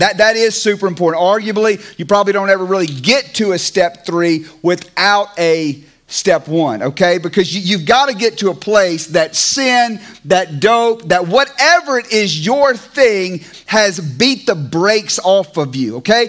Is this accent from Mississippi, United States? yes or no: yes; Clarksdale, Mississippi, United States; moved away; also born or lived in California; Clarksdale Baptist Church where I grew up in Mississippi